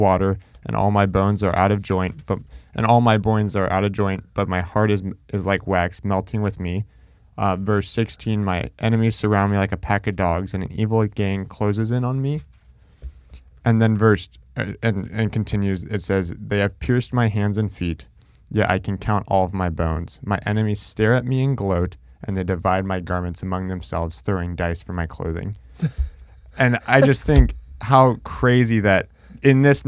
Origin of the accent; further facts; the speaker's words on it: Orlando, Florida, United States; I was in Orlando